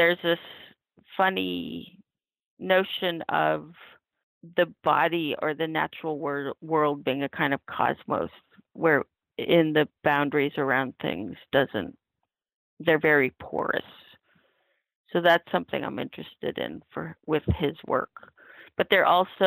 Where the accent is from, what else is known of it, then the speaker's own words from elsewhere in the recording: Oregon and the Northwest and California, United States; now in New York, United States; I grew up in Oregon and the Northwest and California